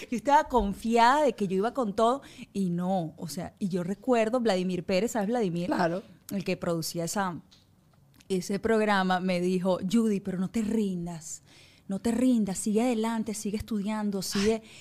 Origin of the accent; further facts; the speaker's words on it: Puerto La Cruz, Anzoátegui, Venezuela; born there; also born or lived in Caracas; Y yo recuerdo que yo llegué de Puerto La Cruz a Caracas